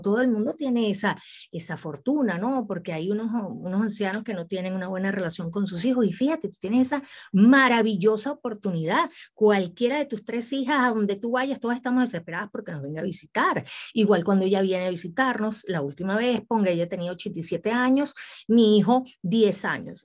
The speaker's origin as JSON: {"language": "Spanish", "country": "Venezuela", "moved": "yes", "lives_now": "Mexico", "said": "yo soy venezolana, pero soy bien mexicana."}